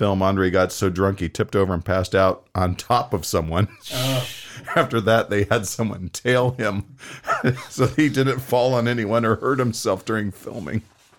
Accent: United States; because I'm an American.

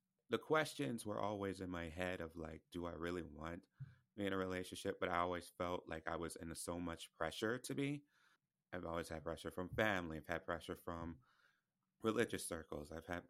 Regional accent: the Bible Belt, United States; I have a chapter on, you know, growing up in purity culture, which I grew up in the Bible Belt.

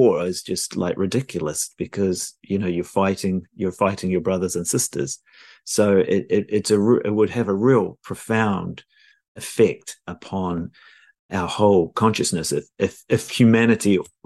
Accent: New Zealand; moved away as an adult; also born or lived in London, United Kingdom; now in Los Angeles, United States; I was born in New Zealand

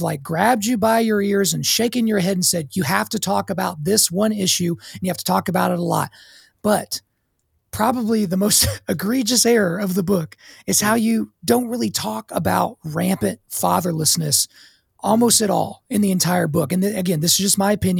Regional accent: Oklahoma, United States; I grew up in Oklahoma

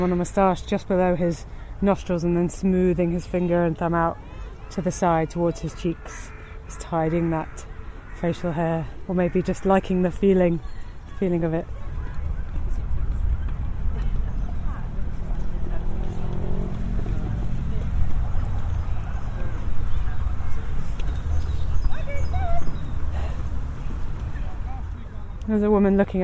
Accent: London, United Kingdom; I grew up in London

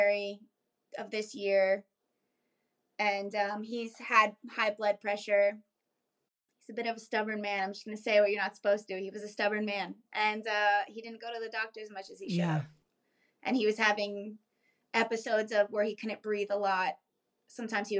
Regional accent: South Florida near Miami, United States; moved away as an adult; also born or lived in New York / Bronx / Key West, Florida; now in Raleigh, United States; we grew up in South Florida near Miami

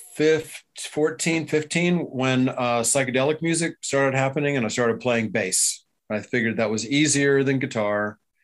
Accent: Baltimore, Maryland, United States; also born or lived in Frazier Park, California / San Francisco Bay Area, California / Bakersfield, California; now in Austin, United States; I grew up in Baltimore

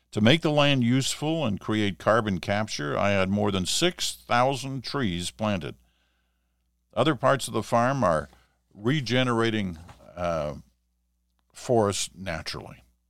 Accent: Ottawa, Ontario, Canada; I was growing up in Ottawa, and I would have been like seven or eight years old

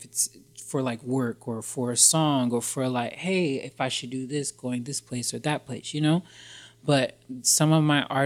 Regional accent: Jacksonville, Florida, United States; also born or lived in New York; now in Los Angeles, United States; I'm originally from Florida, Jacksonville, Florida.

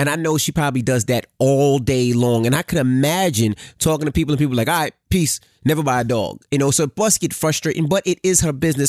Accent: New Jersey, United States; I was from New Jersey area

